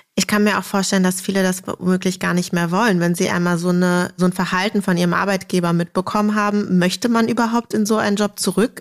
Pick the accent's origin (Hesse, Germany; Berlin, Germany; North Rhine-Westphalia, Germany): Berlin, Germany; accent: Berliner Schnauze; wir als echte Berliner natürlich mit Berliner Schnauze Vokabular quasi aufgewachsen sind